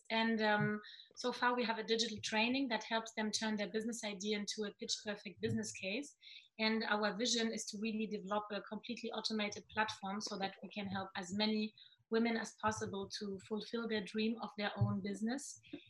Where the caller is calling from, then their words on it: Paris, Île-de-France, France; Currently, we're in Paris. Because we work on BusyNet quite remotely, me from Germany and Victoria from Paris, and we try to meet as often as possible.